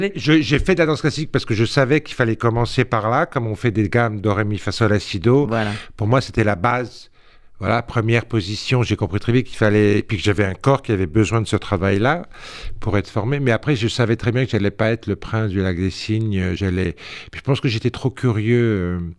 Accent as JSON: {"language": "French", "town": "Sarcelles", "region": "Île-de-France", "country": "France", "tie": "born or raised there", "also_born_or_lived": "Corsica", "said": "c'était à Sarcelles. Mhm. J'étais en banlieue. Après, je suis né en Corse"}